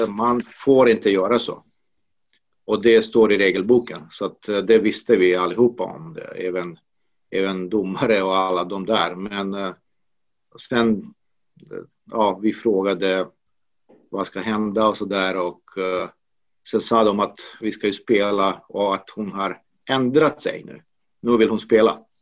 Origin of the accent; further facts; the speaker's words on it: Banja Luka, Republika Srpska, Bosnia & Herzegovina; now in Sweden; Det finns en i Banja Luka, i min hemstad